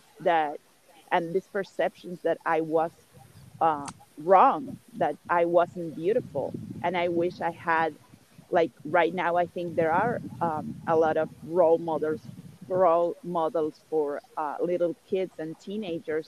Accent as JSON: {"language": "English", "country": "Uruguay", "tie": "born or raised there", "said": "as I grew up in Uruguay, most of the people here are white"}